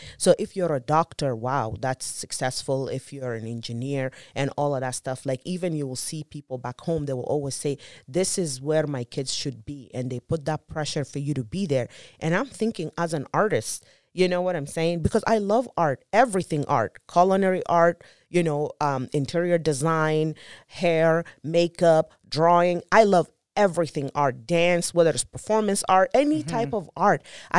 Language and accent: English; South Sudan; And growing up in South Sudan, and that's where I came up with my statistic